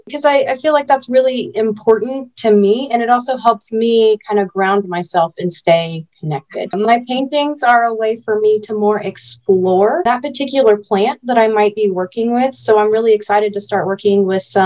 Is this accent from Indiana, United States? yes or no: yes; Fort Wayne, Indiana, United States; now in Florida, United States; I grew up in Indiana up until 2017